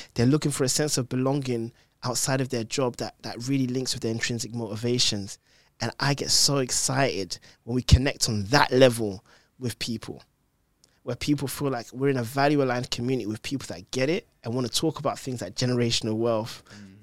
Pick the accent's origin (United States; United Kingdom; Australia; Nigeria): United Kingdom; London; I was born in London